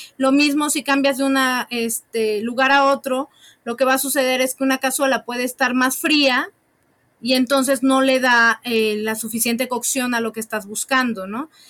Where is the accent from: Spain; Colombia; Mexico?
Mexico; Puebla; tres cosas comemos los poblanos